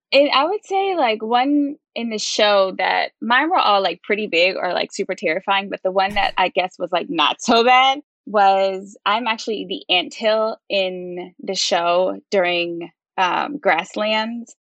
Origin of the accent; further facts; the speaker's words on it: Baltimore, Maryland, United States; moved away as an adult; also born or lived in Chicago / Las Vegas / New York; I'm from Baltimore, Maryland